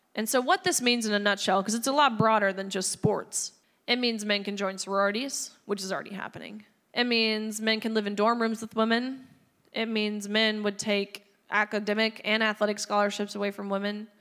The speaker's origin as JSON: {"language": "English", "region": "Tennessee", "country": "United States", "tie": "born or raised there", "said": "my home state of Tennessee"}